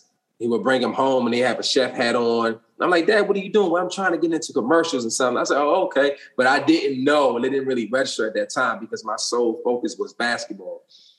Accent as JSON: {"language": "English", "town": "Alexandria", "region": "Virginia", "country": "United States", "tie": "born or raised there", "also_born_or_lived": "California", "moved": "as an adult", "said": "I grew up in Alexandria, Virginia. We call it the DMV because it's D.C., Maryland, and Virginia."}